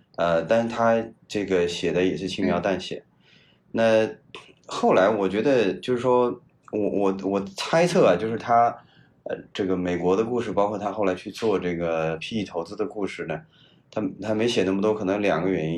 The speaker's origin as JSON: {"language": "Chinese", "region": "Henan", "country": "China", "also_born_or_lived": "United States", "moved": "yes", "said": "我是河南人"}